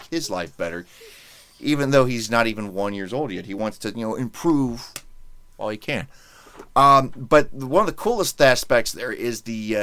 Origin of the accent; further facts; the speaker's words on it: Indianapolis, Indiana, United States; growing up in Indy